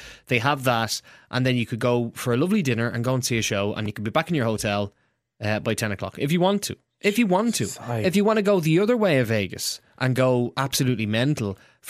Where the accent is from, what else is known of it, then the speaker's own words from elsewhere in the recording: Dublin, Leinster, Ireland; I'm from Ballymun.